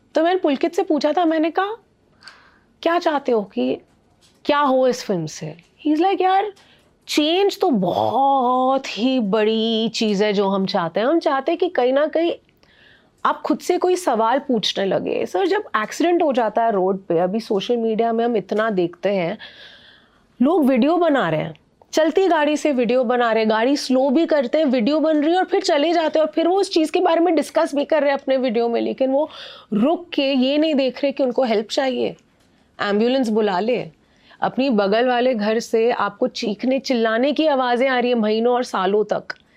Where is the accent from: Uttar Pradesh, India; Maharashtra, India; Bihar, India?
Maharashtra, India; Mumbai; it was beautiful my child hood because Bombay की life और वहाँ की लाइफ ना बहुत अलग है